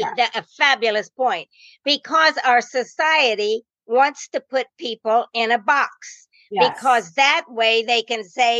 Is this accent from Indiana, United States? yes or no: yes; Indiana, United States; And I came from the North, a little Indiana, which is not that much, but it's got the influence from Chicago and some bigger cities.